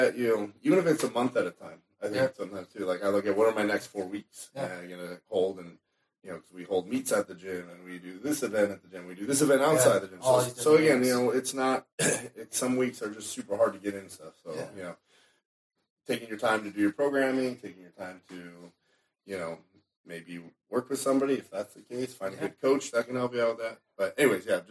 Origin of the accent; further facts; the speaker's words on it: Chicago, Illinois, United States; I'm from Chicago.